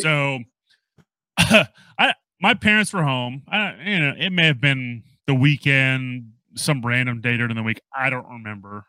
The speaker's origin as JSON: {"language": "English", "town": "New Orleans", "region": "Louisiana", "country": "United States", "moved": "yes", "lives_now": "Texas, United States", "said": "originally, I'm from New Orleans"}